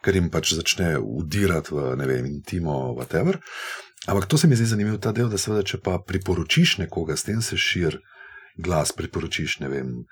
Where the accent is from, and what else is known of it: Slovenia